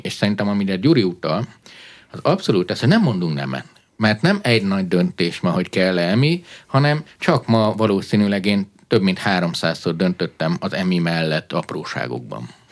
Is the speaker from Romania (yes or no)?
yes; Transylvania, Romania; moved away; Én Erdélyben nőttem föl, diktatúrá volt